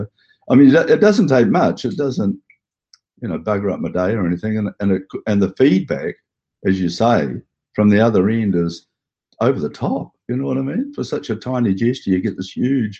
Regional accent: Hastings, Hawke's Bay, New Zealand; now in Auckland, New Zealand; I come from Hastings

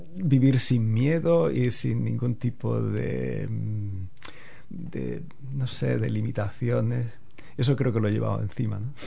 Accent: Órgiva, Andalusia, Spain; moved away as an adult; also born or lived in Lanjarón / Granada / Rome / Kenya; now in Hamilton, New Zealand; yo crecí en un pueblo muy pequeño que se llama orgiva

